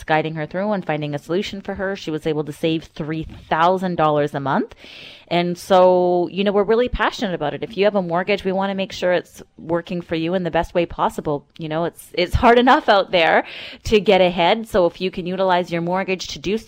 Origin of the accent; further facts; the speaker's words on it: North Vancouver, British Columbia, Canada; I grew up in North Vancouver